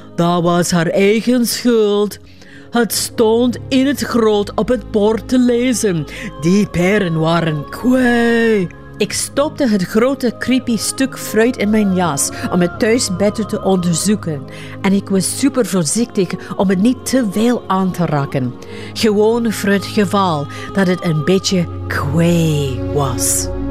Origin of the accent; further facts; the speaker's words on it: Los Angeles, California, United States; now in West Flanders, Belgium; Ik ben opgegroeid in Los Angeles, een miljoenenstaat. En nu woon ik in een West-Vlaams dorpje met 800 inwoners.